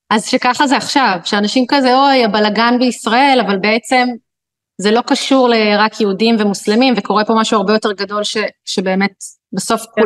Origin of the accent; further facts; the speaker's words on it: Israel; אנחנו ישראלים, נולדנו למציאות המורכבת הזאת.